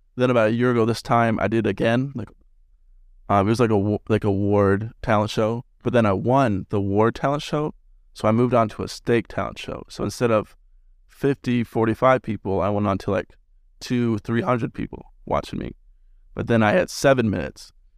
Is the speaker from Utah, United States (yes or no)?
yes; West Jordan, Utah, United States; I'm from West Jordan